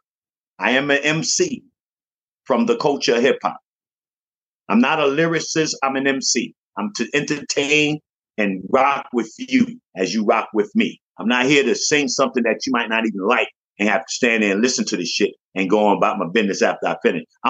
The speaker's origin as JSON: {"language": "English", "country": "Jamaica", "also_born_or_lived": "Bronx, New York", "moved": "yes", "said": "I'm from Jamaica"}